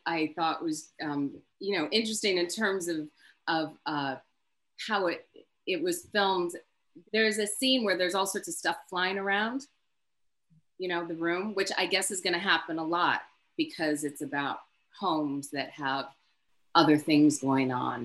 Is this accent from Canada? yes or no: yes; Canada; I'm Canadian also